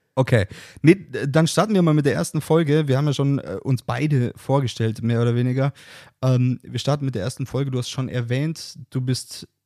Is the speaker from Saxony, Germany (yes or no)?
no; Bavaria, Germany; ich komme aus Bayern